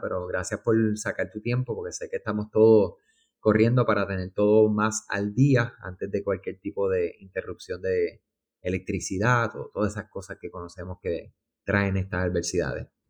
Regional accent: Puerto Rico; aquellos que somos de Puerto Rico

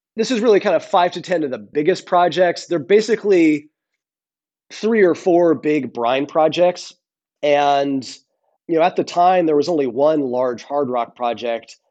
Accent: Rhode Island, United States; I grew up in Rhode Island on the ocean

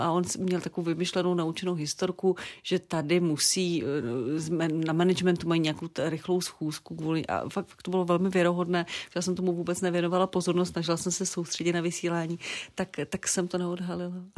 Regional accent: Zlín Region, Czechia; now in Prague, Czechia; já pocházím ze Zlínska, takže tam je, nejenom, že tam jezdím, já jsem tam prostě doma, já tam mám kořeny

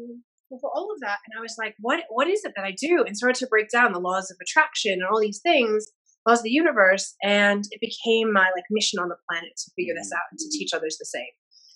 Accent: Chicago, Illinois, United States; also born or lived in Sydney; now in Denver, United States; my random accent. I'm originally from Chicago, but I've lived in Australia for 15 years, Sydney, and now I'm in Denver for about 3 years.

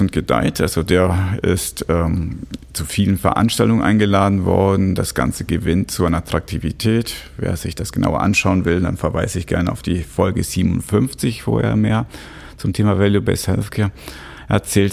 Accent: Switzerland; bei uns in der Schweiz

